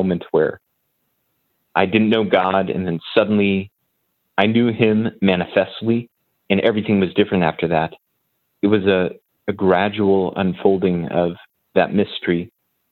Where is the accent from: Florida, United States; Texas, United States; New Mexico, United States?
New Mexico, United States; moved away as an adult; also born or lived in Indiana / Maryland; now in Carmel, United States; I'm originally born and raised in New Mexico. Spent all my life there until college.